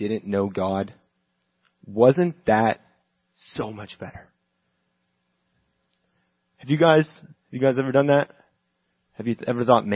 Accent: Texas, United States; moved away as an adult; now in Los Angeles, United States; I'm from Texas originally

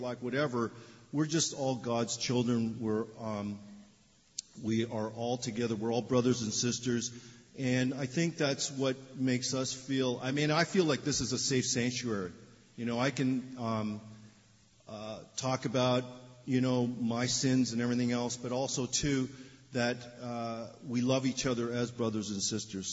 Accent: Toronto, Ontario, Canada; moved away as an adult; now in Los Angeles, United States; I'm Canadian. I was born in Canada, in Toronto

